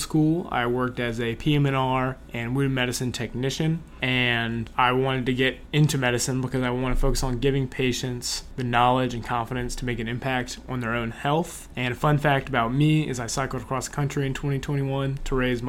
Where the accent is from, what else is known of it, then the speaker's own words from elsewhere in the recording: Covington, Louisiana, United States; I'm a current OMS2 from Covington, Louisiana.